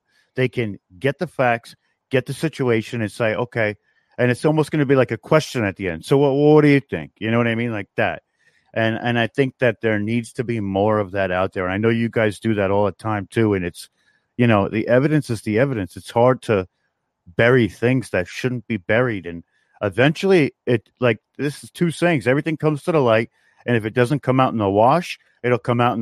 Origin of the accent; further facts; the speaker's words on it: New York, United States; I come from New York.